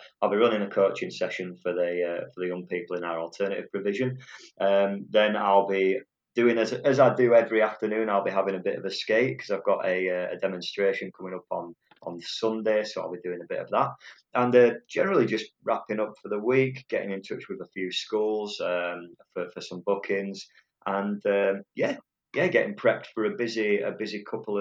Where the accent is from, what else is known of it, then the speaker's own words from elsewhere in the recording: Otley, Yorkshire and the Humber, United Kingdom; also born or lived in Horsforth / Leeds; So I was born in Otley and lived there ever since, pretty much. Well, I moved up to Horsforth, but I've always been around Leeds